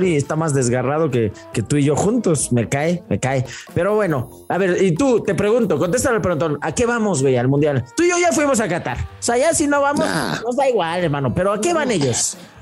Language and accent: Spanish; Mexico; siendo mexicano